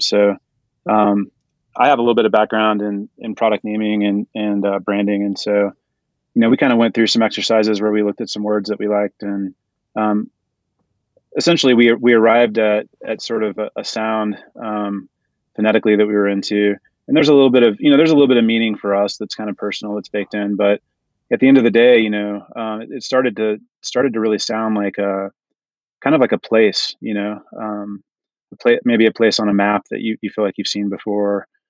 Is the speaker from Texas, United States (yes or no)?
yes; North Texas, United States; moved away; also born or lived in Colorado; I'm the Texan to Jason's New Yorker. So yeah. I grew up in, in North Texas